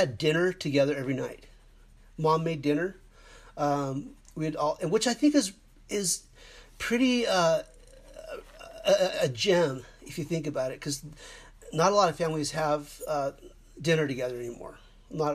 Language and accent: English; Mesa, Arizona, United States; we grew up in Mesa, Arizona